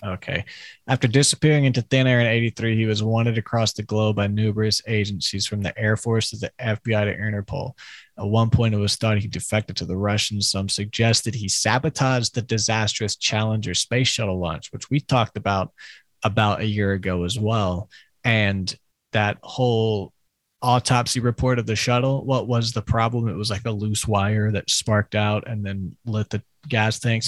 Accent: Crowley, Louisiana, United States; I'm from Crowley

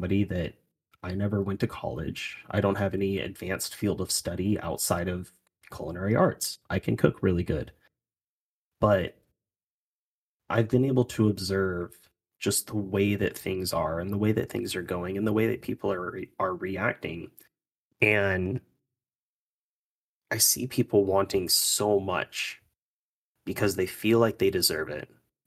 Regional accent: United States; being an American

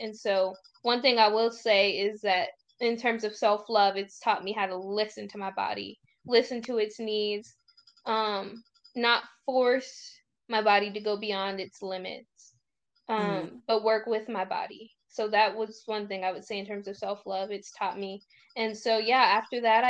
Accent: United States; also born or lived in Virginia / Tennessee; growing up in the States

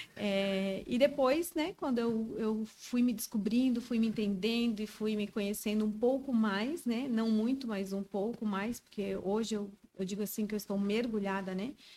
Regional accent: Joinville, Santa Catarina, Brazil; moved away as an adult; now in Brusque, Brazil; Sou joinvilense, mas estou morando em Brusque.

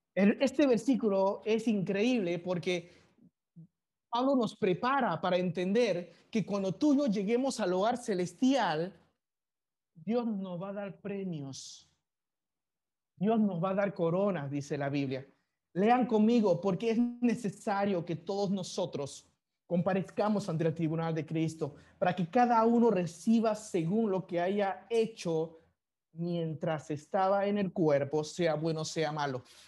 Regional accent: Panama; also born or lived in China; yo soy chino de nacimiento y muestro otra bandera panameña diciendo que yo soy panameño de crecimiento

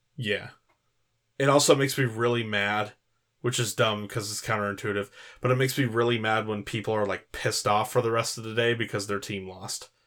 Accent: California, United States; growing up in California

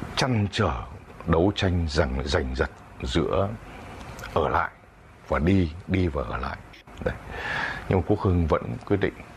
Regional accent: outskirts of Hanoi, Vietnam; born or raised there

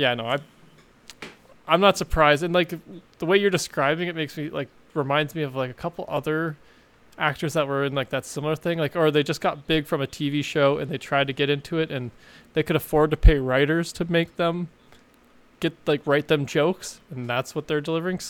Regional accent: Canada; We are Canadian

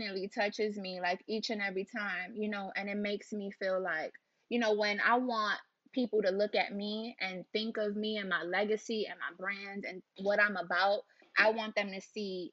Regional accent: New York City, New York, United States; growing up in Harlem

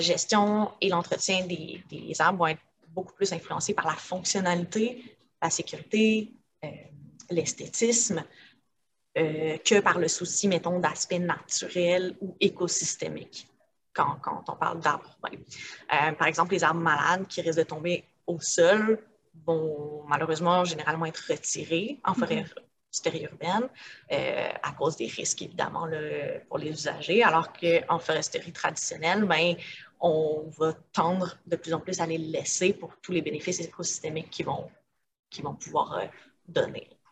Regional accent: Montreal, Quebec, Canada; j'ai grandi à Montréal, dans le Myland, fait un milieu assez urbanisé

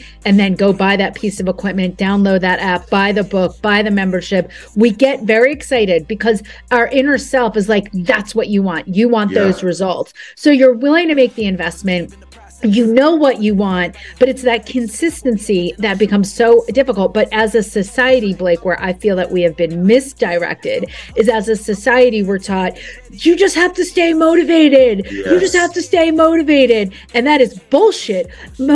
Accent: New Jersey, United States; I'm from Jersey.

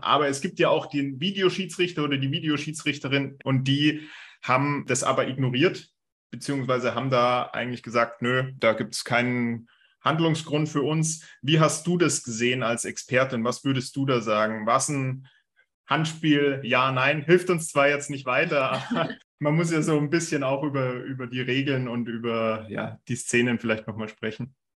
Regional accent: Germany; wir Deutsche

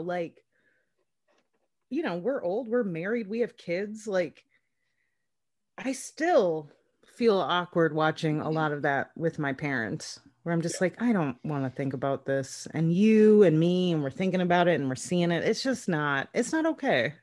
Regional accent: Minnesota, United States; I'm from Minnesota

